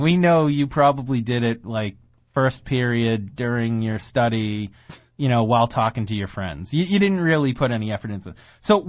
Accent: Woburn, Massachusetts, United States; I grew up in Woburn.

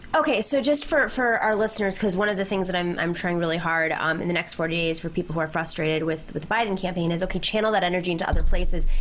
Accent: Lancaster, New York, United States; I'm from Lancaster, New York

